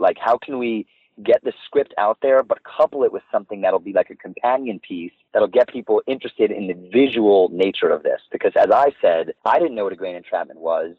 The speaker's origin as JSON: {"language": "English", "town": "New York City", "region": "New York", "country": "United States", "tie": "born or raised there", "said": "So uh, I grew up in Manhattan in New York City. I uh, was on the Upper West Side"}